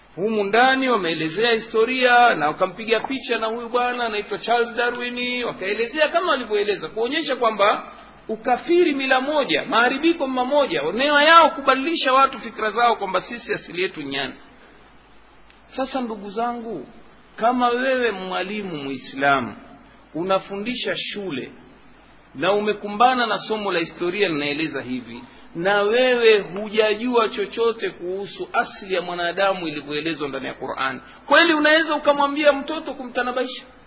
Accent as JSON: {"language": "Swahili", "town": "Tanga", "region": "Tanga Region", "country": "Tanzania"}